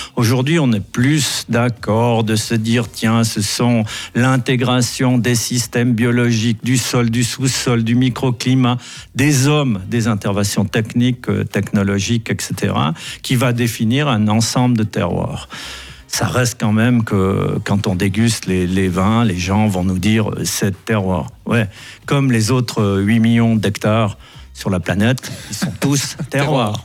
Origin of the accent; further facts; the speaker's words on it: Valais, Switzerland; chez nous en Valais